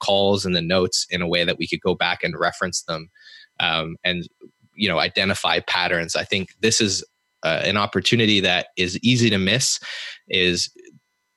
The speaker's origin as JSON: {"language": "English", "country": "Canada", "said": "me being Canadian"}